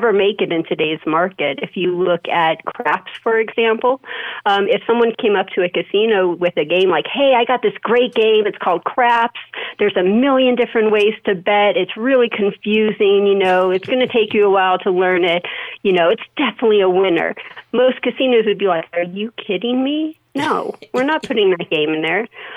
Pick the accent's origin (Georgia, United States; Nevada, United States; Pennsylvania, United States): Nevada, United States; Las Vegas; born or raised there